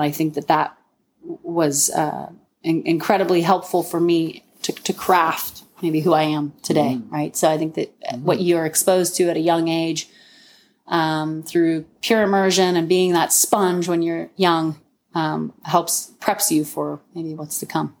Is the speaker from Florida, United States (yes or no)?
yes; Florida, United States; but I think that growing up in Florida, I think you can't be picky.